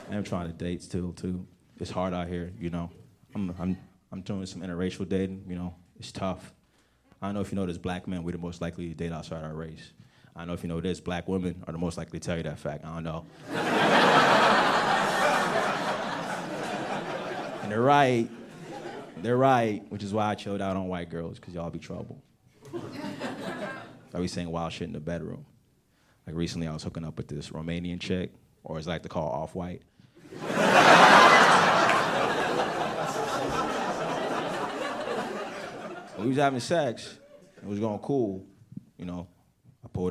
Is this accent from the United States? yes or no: yes; United States; born or raised there; also born or lived in Nigeria